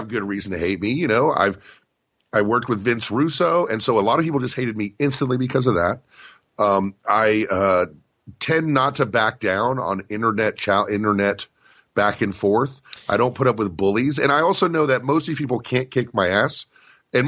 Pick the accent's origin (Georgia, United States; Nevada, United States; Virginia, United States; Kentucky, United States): Virginia, United States; Richmond; moved away; I was in my hometown of Richmond, Virginia